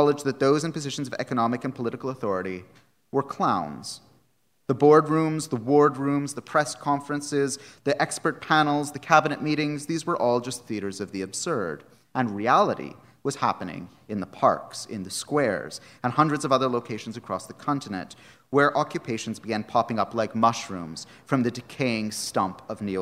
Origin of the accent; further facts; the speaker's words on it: Canada; moved away; my home country of Canada